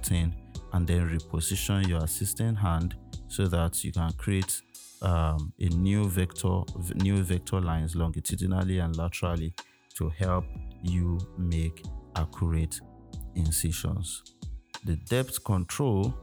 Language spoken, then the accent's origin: English; Nigeria; as a Nigerian citizen